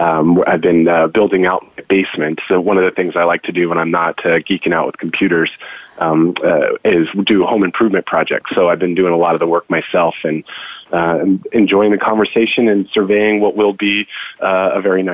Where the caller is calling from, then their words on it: Seattle, Washington, United States; I'm calling from Seattle, snowy Seattle, Washington today.